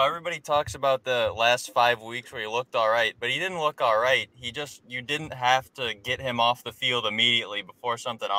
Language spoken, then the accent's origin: English; Michigan, United States; you know we're from Michigan